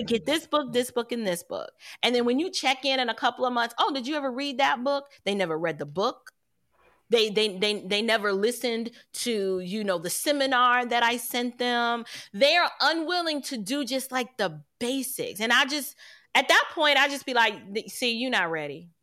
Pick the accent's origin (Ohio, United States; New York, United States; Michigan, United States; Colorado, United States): New York, United States; New York City; I'm from New York City